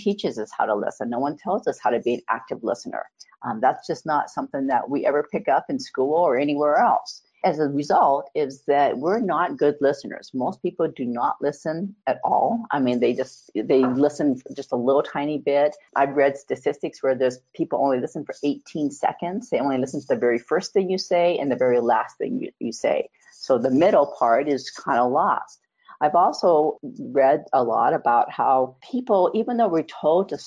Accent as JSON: {"language": "English", "region": "Montana", "country": "United States", "tie": "born or raised there", "said": "I was born and raised in Montana"}